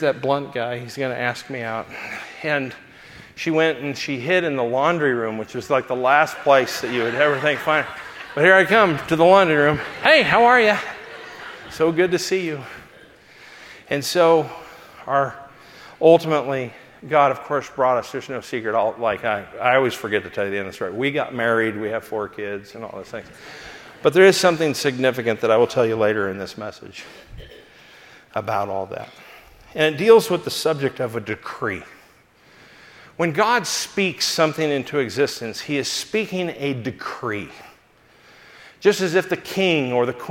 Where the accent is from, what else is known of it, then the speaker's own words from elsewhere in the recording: Los Angeles, California, United States; I was from Los Angeles